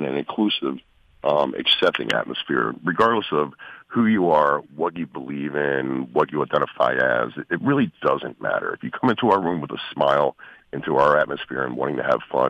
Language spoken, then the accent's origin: English; Baltimore, Maryland, United States; I grew up in Baltimore